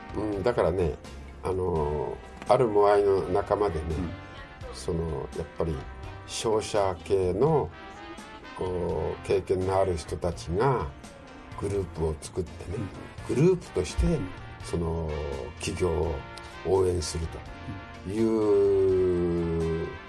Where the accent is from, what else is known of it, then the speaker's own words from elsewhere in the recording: Tokyo, Japan; moved away as an adult; also born or lived in New York / Los Angeles / South Korea / Chiba; now in Okinawa, Japan; 僕は東京生まれの東京育ち